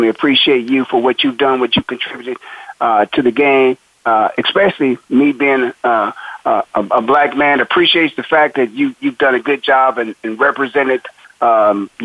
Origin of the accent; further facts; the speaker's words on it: Canton, Ohio, United States; I'm born and raised in Canton, Ohio, in the Hall of Fame city